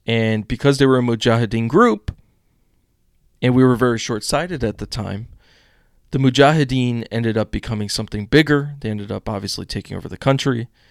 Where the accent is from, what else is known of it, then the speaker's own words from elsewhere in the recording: United States; as an American citizen